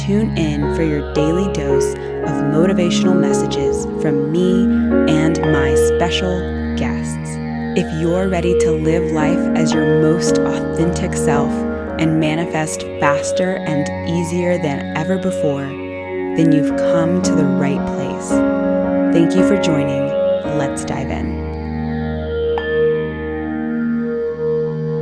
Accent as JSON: {"language": "English", "town": "Houston", "region": "Texas", "country": "United States", "tie": "born or raised there", "said": "I'm from Texas as well. I don't know if you know that, but I was born in Houston"}